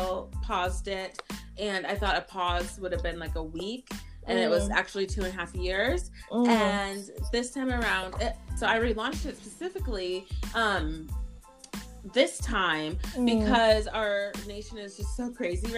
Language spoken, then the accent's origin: English; United States; also born or lived in Haiti; now in Minneapolis, United States; I've grown up in the church ever since I came to America from Haiti as a baby.